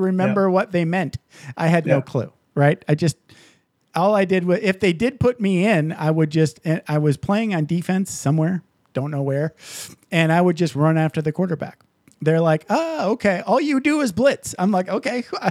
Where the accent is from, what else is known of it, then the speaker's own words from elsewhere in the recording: Michigan, United States; now in Las Vegas, United States; I grew up in Michigan